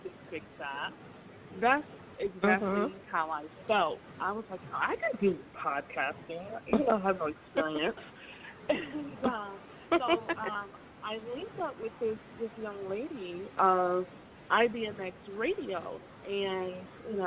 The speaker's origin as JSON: {"language": "English", "town": "Hartford", "region": "Connecticut", "country": "United States", "moved": "as an adult", "lives_now": "Georgia, United States", "said": "So I am originally from Hartford, Connecticut, and I moved to Georgia in December of 2014."}